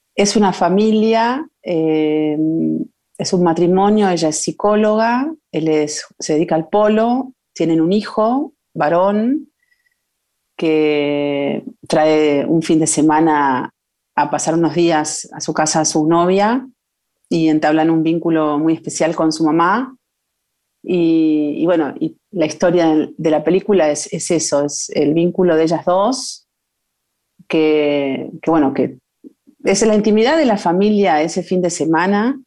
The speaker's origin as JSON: {"language": "Spanish", "region": "Buenos Aires", "country": "Argentina", "tie": "born or raised there", "also_born_or_lived": "Concordia, Entre Ríos / Chile", "said": "nací en Buenos Aires, en Capital. mi papá era entrerriano, entonces siempre la vida se repartió entre Buenos Aires y, el campo y, Entre Ríos y Concordia y alrededores."}